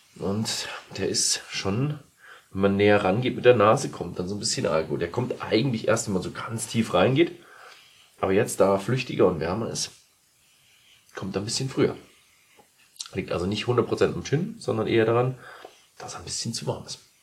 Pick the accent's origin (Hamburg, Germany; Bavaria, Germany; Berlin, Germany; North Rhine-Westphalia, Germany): Bavaria, Germany; Ich als Bayer